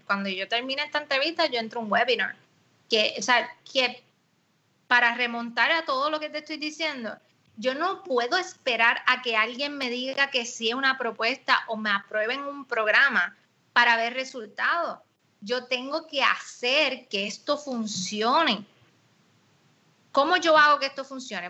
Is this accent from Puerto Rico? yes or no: yes; Puerto Rico; nosotros en Puerto Rico